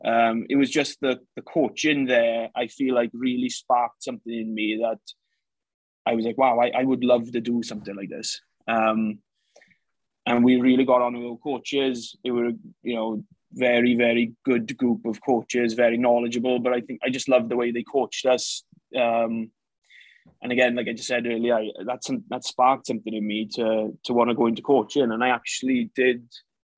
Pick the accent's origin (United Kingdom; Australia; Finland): United Kingdom; Llanelli, Wales; moved away as an adult; now in Pennsylvania, United States; I am Welsh. So I'm from Llanelli in Wales. Obviously, a huge history in rugby. So I was brought up playing rugby